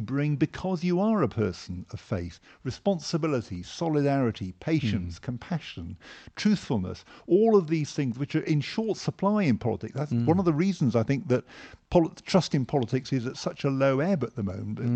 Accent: Hampshire, South East England, United Kingdom; moved away as an adult; now in London, United Kingdom; I grew up in Hampshire

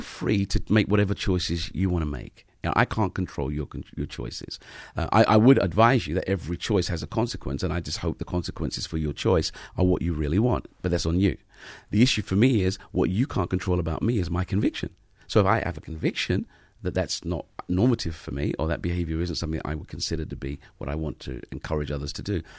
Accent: London, United Kingdom

